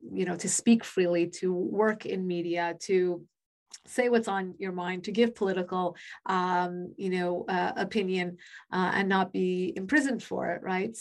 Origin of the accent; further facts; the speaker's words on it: northern New Jersey, United States; I was born and raised in New Jersey, northern New Jersey, right outside of New York City